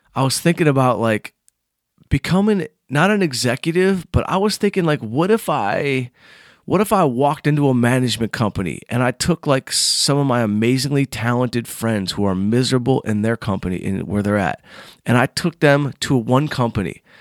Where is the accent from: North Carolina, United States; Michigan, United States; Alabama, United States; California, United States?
Michigan, United States; Southfield; moved away; I'm from Southfield, Michigan